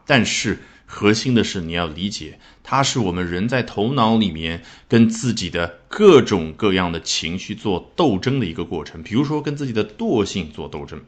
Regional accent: China; 我们中国人

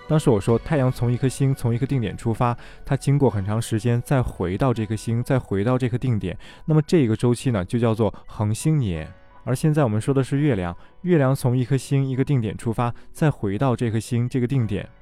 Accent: China; 我们中国人口中的月

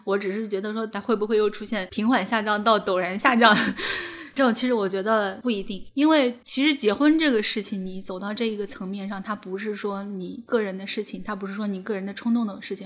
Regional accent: rural Shandong, China; moved away; 我老家是山东农村

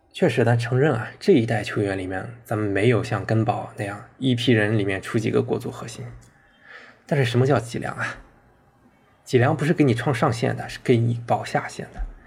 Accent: Shandong, China; 我很庆幸我是山东人，是一个泰山球迷

